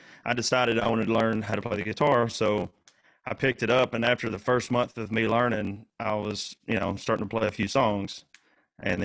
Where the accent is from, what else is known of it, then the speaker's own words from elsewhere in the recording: Lexington, Tennessee, United States; I'm from Lexington, Tennessee.